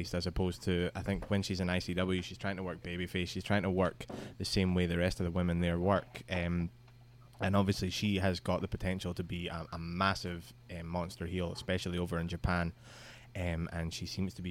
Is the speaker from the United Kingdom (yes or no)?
yes; Scotland, United Kingdom; I am from Scotland.